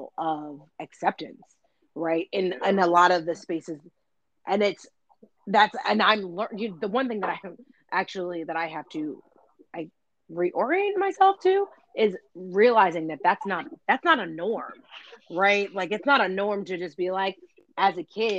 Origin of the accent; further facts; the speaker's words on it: New York City, New York, United States; I'm from the Lower East Side